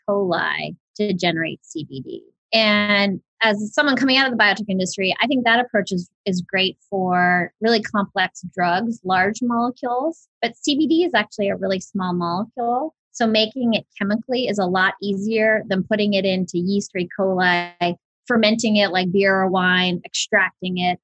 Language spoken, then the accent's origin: English; Big Island of Hawaii, United States; I was born and raised on the Big Island of Hawaii